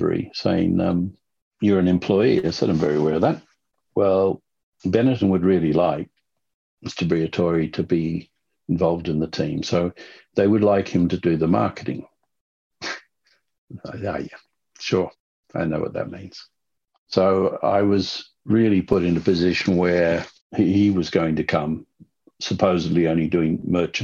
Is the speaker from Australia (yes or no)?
yes; Sydney, New South Wales, Australia; when I was growing up in Sydney